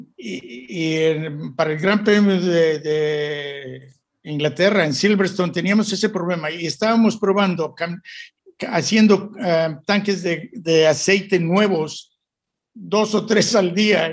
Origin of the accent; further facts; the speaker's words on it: Mexico; moved away as an adult; also born or lived in England / Italy; como mexicano